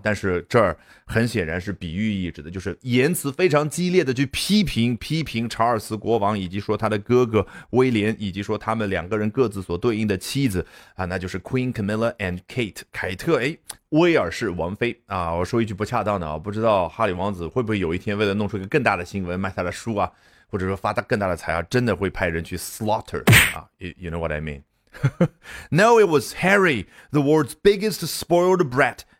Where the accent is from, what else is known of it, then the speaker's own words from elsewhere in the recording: China; 我们中国人